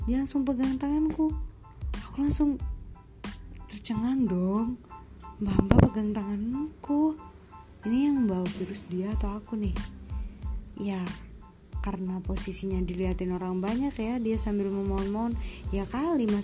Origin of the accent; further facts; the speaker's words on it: Malang, East Java, Indonesia; now in Kediri, Indonesia; perantauan aku orang Malang nih tapi aku tinggal kerja di Kediri di Jawa Timur tapi agak jauh juga sih jadi merantau